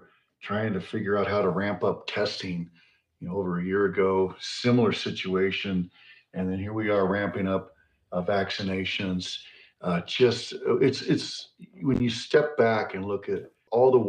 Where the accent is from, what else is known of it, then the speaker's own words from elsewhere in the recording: Rifle, Colorado, United States; also born or lived in Denver, Colorado; I was born in Denver, and my mom brought us back to Rifle and raised us there